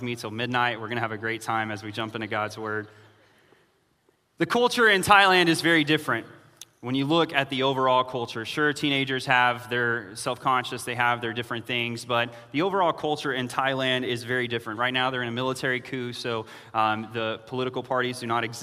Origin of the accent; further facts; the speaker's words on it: United States; to me, it's foreign as an American